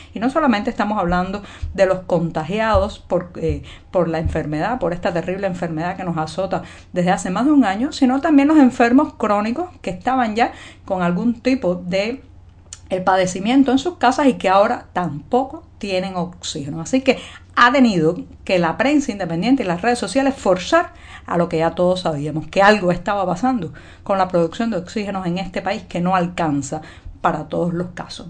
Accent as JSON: {"language": "Spanish", "country": "Cuba", "said": "cubana, periodista ciudadana."}